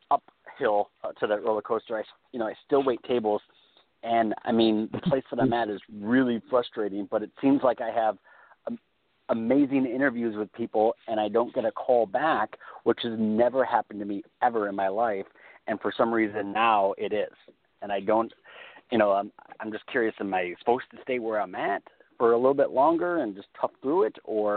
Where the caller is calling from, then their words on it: California, United States; Hi, this is … in California.